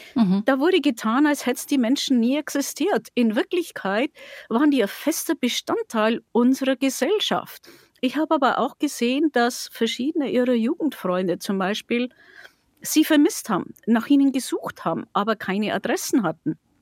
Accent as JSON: {"language": "German", "town": "Passau", "region": "Bavaria", "country": "Germany", "tie": "born or raised there", "said": "in meiner Heimatstadt"}